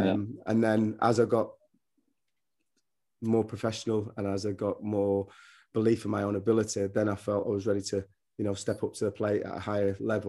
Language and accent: English; England, United Kingdom; Couldn't believe my accent because I'm a northerner and I had dreadlocks and they thought I was born in London, so I'll have a Cockney accent.